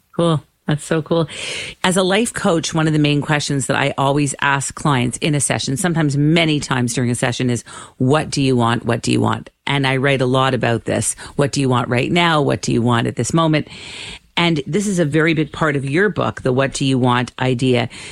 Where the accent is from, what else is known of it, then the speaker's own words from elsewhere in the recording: Canada; I'm Canadian